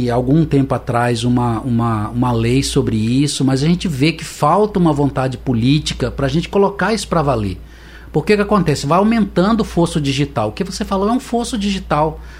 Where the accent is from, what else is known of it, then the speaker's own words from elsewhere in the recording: Lorena, São Paulo, Brazil; born there; Eu nasci no interior de São Paulo. Uhum. E lá em Lorena, na cidade que eu nasci, eu tive lá visitando com a minha mãe, levando ela para ver os parentes.